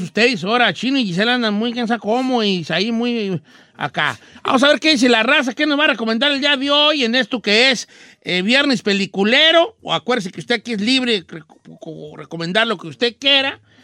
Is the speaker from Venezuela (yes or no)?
no; Michoacán, Mexico; como yo soy de Michoacán, ya somos muy especiales para las carnitas